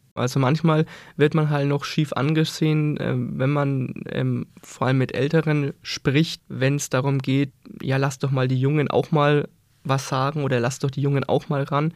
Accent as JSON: {"language": "German", "town": "Scheßlitz", "region": "Bavaria", "country": "Germany", "tie": "born or raised there", "said": "bei mir zu Hause, äh, ich komme aus Scheslitz"}